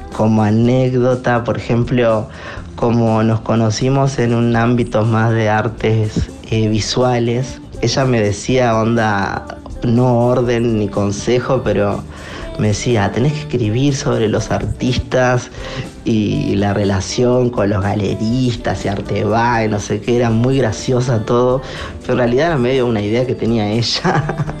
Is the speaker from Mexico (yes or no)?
no; Uruguay; soy un artista uruguayo